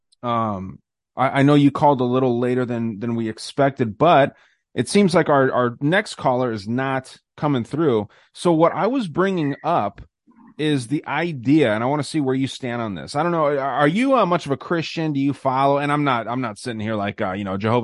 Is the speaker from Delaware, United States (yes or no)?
no; Tucson, Arizona, United States; I'm out of Tucson, lived here my whole life.